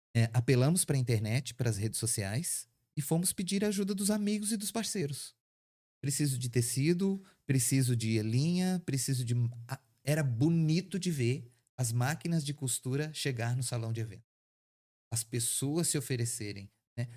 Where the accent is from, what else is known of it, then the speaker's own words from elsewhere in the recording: Santa Catarina, Brazil; now in Caldas Novas, Brazil; nós somos catarinenses, nós não somos de Caldas Novas. E meus pais, quando criança, quando eu quando criança, eles já trabalhavam com, com eventos